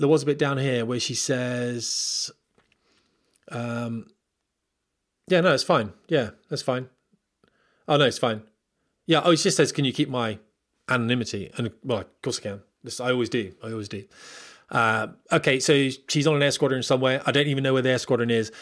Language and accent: English; Portsmouth, South East England, United Kingdom; moved away as an adult; also born or lived in Scotland; I'm from Portsmouth